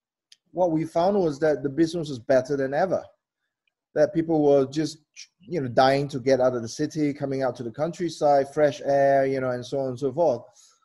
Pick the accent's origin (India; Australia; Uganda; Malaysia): Malaysia; I'm Malaysian. We have 1,000 years of culinary history here and ingredients.